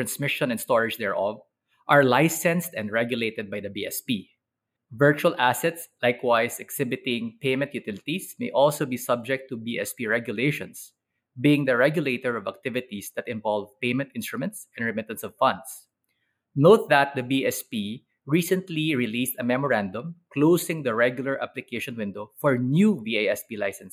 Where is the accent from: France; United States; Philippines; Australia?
Philippines; As a Filipino lawyer